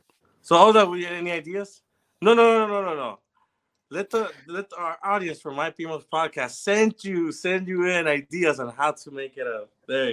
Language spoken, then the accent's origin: English; Ilobasco, Cabañas, El Salvador; moved away; where we're from Ilowasco